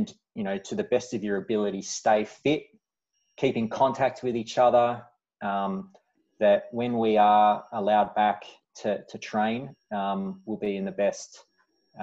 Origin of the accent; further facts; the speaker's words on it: Glen Waverley, Victoria, Australia; I grew up in Glen Waverley, went to Glen Waverley Secondary College